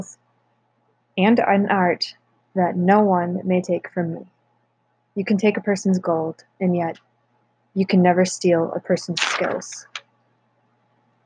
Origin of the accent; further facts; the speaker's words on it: North Woods, United States; growing up in the North Woods